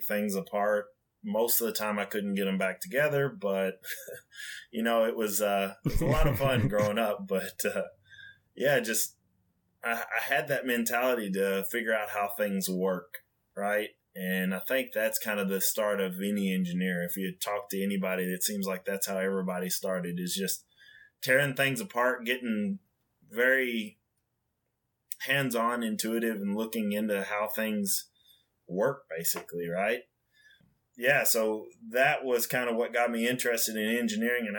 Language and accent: English; West Kentucky, United States; also born or lived in Union City, Tennessee; growing up in the Union City, Tennessee factory around where I'm from originally, because I'm originally from West Kentucky